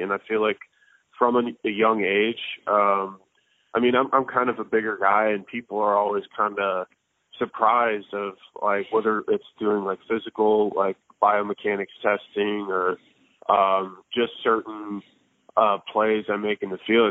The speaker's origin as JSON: {"language": "English", "town": "Tampa", "region": "Florida", "country": "United States", "tie": "born or raised there", "said": "I grew up in Tampa, Florida"}